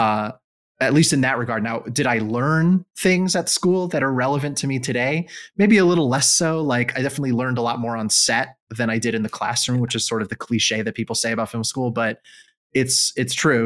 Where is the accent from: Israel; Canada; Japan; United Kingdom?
Israel; moved away as an adult; also born or lived in United States; I grew up in Israel